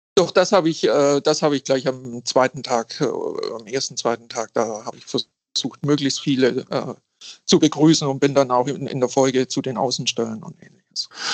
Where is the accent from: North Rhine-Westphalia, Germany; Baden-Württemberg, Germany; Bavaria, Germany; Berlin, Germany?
Bavaria, Germany; a small Bavarian-Swabian town, Germany; moved away as an adult; now in Hamburg, Germany; Ich komme aus einer kleinen bayerisch-schwäbischen Kommune. Ich sage immer, äh, ich bin aufgewachsen in einem konservativ-klerikalen Elternhaus